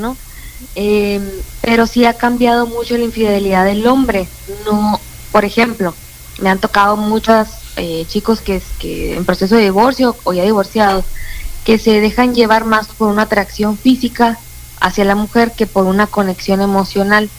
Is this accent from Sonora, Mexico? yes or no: yes; Puerto Peñasco, Sonora, Mexico; now in Hermosillo, Mexico; soy de Peñasco, cuando venía de Peñasco a, aquí a, Hermosillo de vacaciones